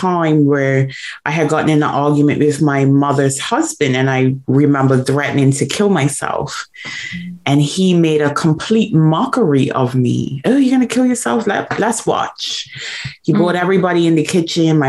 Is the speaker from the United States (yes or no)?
no; Bermuda; I was born in Bermuda, born and raised in Bermuda